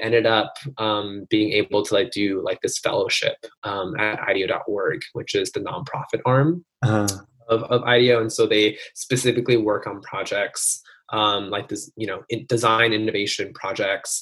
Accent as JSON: {"language": "English", "region": "New Jersey", "country": "United States", "tie": "born or raised there", "said": "I grew up in New Jersey"}